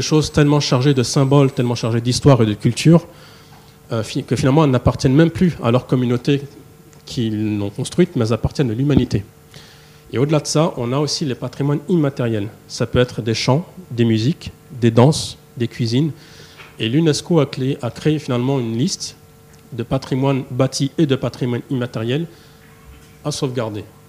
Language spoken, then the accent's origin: French; Paris, Île-de-France, France; je suis né à Paris, j'ai grandi ici en France.